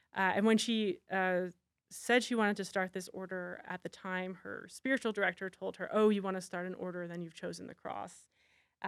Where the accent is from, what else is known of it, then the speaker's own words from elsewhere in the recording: Canada; I'm Canadian.